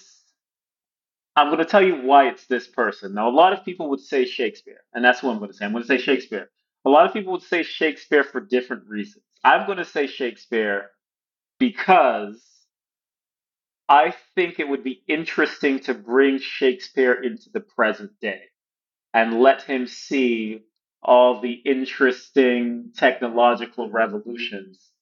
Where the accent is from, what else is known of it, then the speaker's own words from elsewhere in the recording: Boston, Massachusetts, United States; moved away; also born or lived in China; So I'm originally from Boston and I'm a big Boston Celtics fan